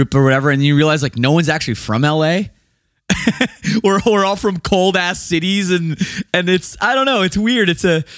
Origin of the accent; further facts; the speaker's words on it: Canada; I'm from Canada, just across the border.